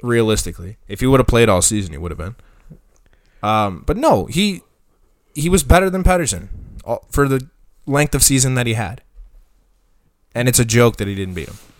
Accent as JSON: {"language": "English", "country": "Canada", "said": "as a Canadian"}